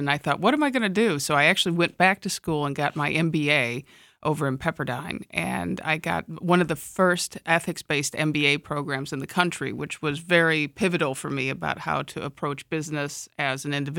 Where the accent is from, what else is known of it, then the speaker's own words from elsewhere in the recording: Midwest, United States; I grew up in the Midwest, and I came out to California after college for my real first grown-up work experiences.